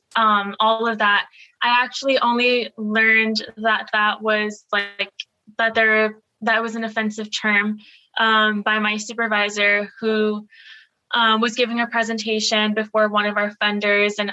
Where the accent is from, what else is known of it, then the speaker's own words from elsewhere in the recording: Laredo, Texas, United States; I'm from Laredo, my house is like 2.5 miles away from the border. That's my community.